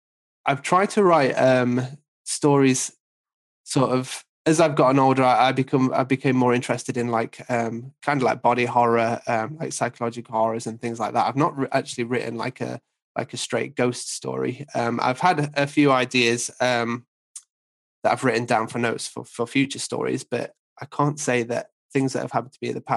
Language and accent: English; hometown near Newstead Abbey, East Midlands, United Kingdom; in my hometown, there's an old sort of stately home called Newstead Abbey